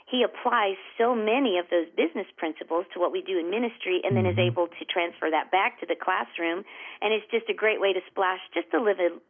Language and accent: English; the South, United States; moved away as an adult; also born or lived in Georgia / Florida; now in Springfield, Missouri, United States; I thought nothing could compare to the South no. until I moved to Springfield. And it is such a wonderful place to live with wonderful people.